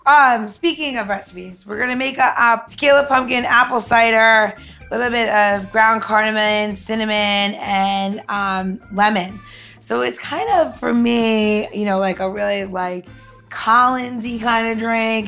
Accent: New York, United States; I'm from New York

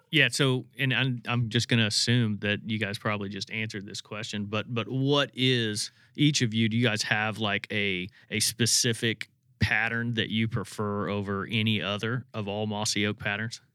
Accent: Indiana, United States; growing up in Indiana

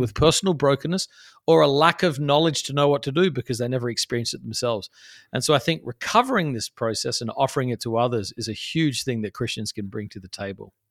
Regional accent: Adelaide, South Australia, Australia; moved away as an adult; now in New York City, United States; I grew up in Australia, which is where I'm, uh, from originally, a place called Adelaide, South Australia

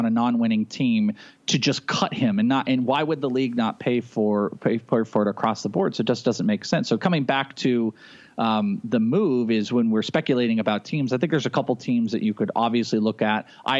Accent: Arizona, United States; I'm from Arizona.

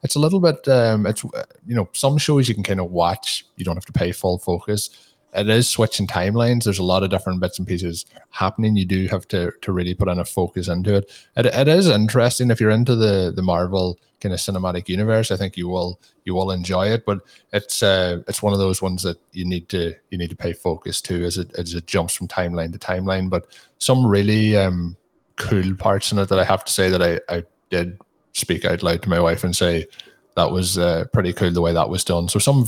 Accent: Ireland

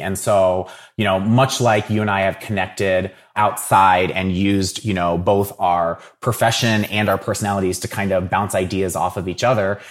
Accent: Dayton, Ohio, United States; I'm from Dayton originally. So I grew up watching, uh, the Dayton Flyers

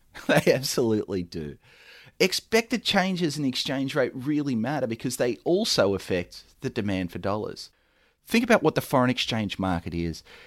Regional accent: Australia; now in United States; I'm an import from Australia.

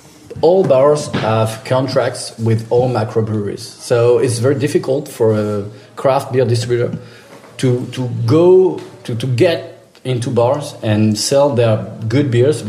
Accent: France; English is a second language; also born or lived in southwest France; So I'm from France.

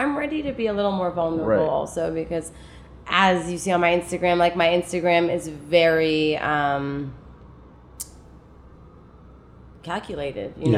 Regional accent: Toronto, Ontario, Canada; moved away as an adult; also born or lived in Germany / Afghanistan; now in New York, United States; I was born in Germany in that journey. And then we grew up in Canada, grew up in Toronto.

